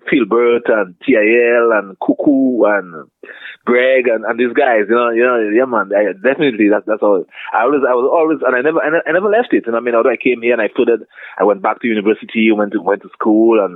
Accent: Castle Bruce, Saint David Parish, Dominica; moved away as an adult; also born or lived in Ottawa, Canada / Toronto, Canada; I hail from Castle Bruce in Dominica, small village on the east coast of Dominica, but I left in 1980 to come up to Canada

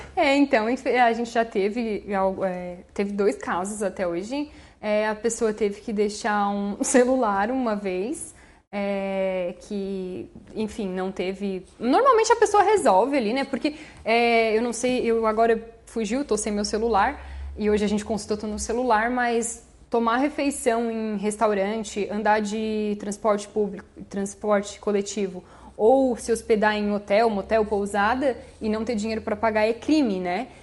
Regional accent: Orleans, Santa Catarina, Brazil; Aqui em Orleans mesmo. Sou natural da, da cidade, nascida e criada todos esses anos é, na comunidade de Ses Marias

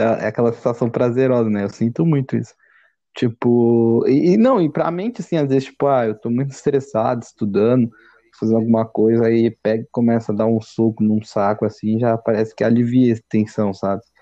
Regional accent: Brazil; A gente cresce, assim, como brasileiro

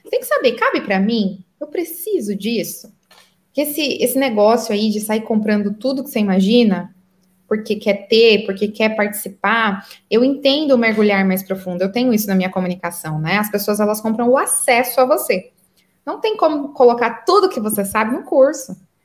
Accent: Santo André, São Paulo, Brazil; moved away as an adult; now in Qatar; eu sou paulista de Santo André. E eu me mudei para o Catar, né? Há muitos anos, então eu moro aqui há oito anos já.

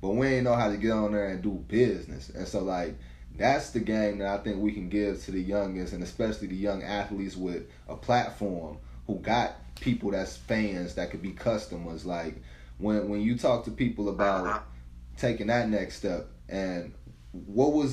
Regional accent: St. Louis, Missouri, United States; I'm from St. Louis, so like city full of hustlers

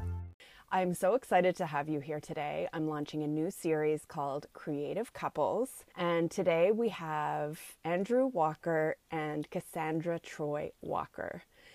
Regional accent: Montreal, Quebec, Canada; from my hometown of Montreal

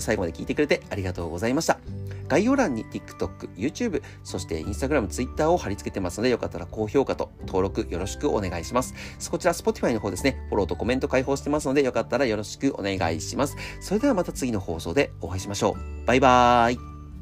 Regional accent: Akita, Japan; moved away; 秋田県出身

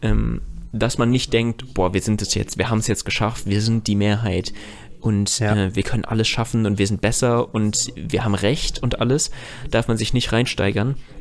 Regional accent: Germany; weil ich hier aufgewachsen bin

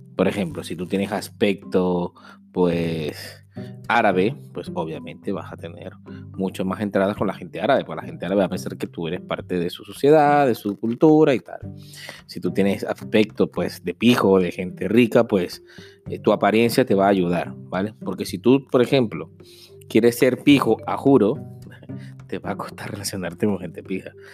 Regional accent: Venezuela; moved away as an adult; como muchos venezolanos

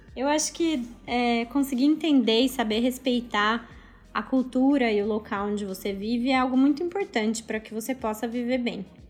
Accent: Brazil; also born or lived in Australia; now in Indonesia

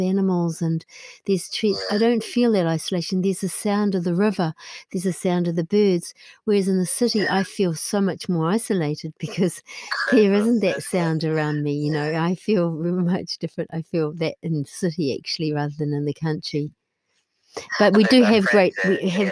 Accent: New Zealand; moved away as an adult; now in County Clare, Ireland; I still feel very connected to New Zealand. I would say that I have two homes, really, in terms of physical home. I have New Zealand and I have here in Ireland, both

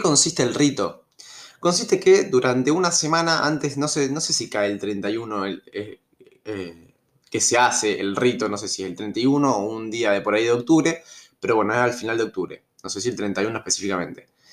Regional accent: Rosario, Santa Fe, Argentina; yo soy de Rosario, eh, Santa Fe. Yo en mi secundaria iba al normal 1, hice toda la, toda la eh, jardín o preescolar, primaria y secundaria, hice todo en el normal 1

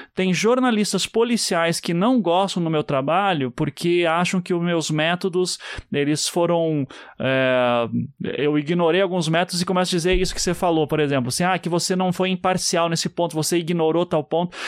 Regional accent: Curitiba, Paraná, Brazil; Eu sou de Curitiba.

